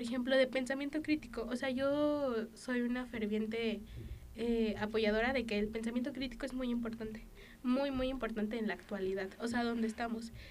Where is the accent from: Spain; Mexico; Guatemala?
Mexico